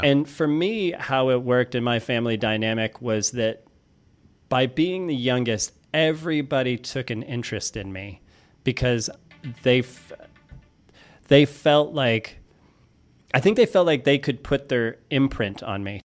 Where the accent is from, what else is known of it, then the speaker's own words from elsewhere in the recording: Florissant, Missouri, United States; I grew up in Florissant, Missouri, which is a suburb of Saint Louis.